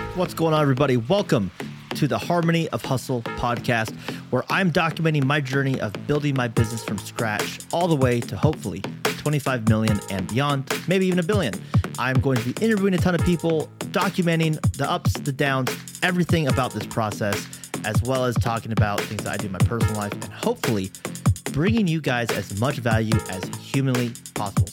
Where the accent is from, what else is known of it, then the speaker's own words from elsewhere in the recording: Spokane, Washington, United States; moved away as an adult; I grew up in Spokane, Washington